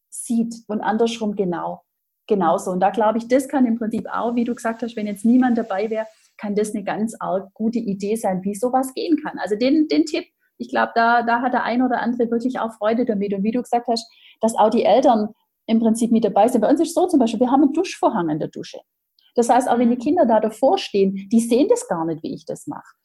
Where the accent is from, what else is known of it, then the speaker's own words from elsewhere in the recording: Baden-Württemberg, Germany; ja, wie man bei uns im Schwabenland sagt, geschwind